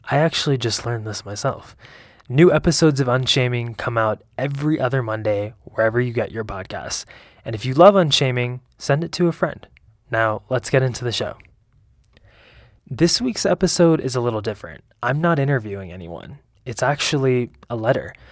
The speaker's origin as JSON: {"language": "English", "town": "Allentown", "region": "Pennsylvania", "country": "United States", "tie": "born or raised there", "said": "I was born and raised in Allentown, Pennsylvania. My parents were immigrants, my mother from Lebanon and my father from Syria. I grew up with two siblings, an older sister and a younger brother."}